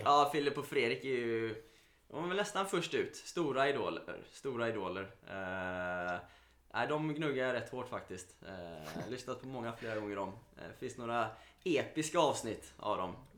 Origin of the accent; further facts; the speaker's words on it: Mölndal, Västra Götaland, Sweden; jag är från Mölndal från början